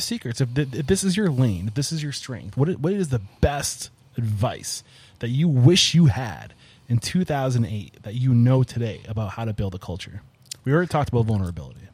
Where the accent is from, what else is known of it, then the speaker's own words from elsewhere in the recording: New England, United States; I'm from New England.